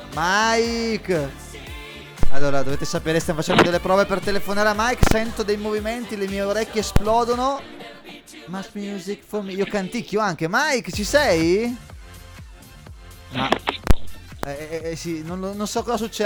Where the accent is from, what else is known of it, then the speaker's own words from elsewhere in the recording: Brescia, Lombardy, Italy; vengo dal Texas d'Italia, che è Brescia